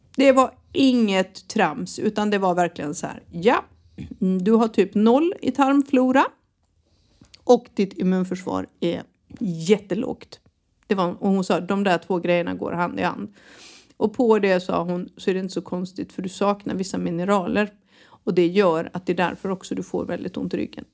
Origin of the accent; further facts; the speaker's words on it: Halmstad, Halland County, Sweden; moved away; när jag föddes på Halmstad BB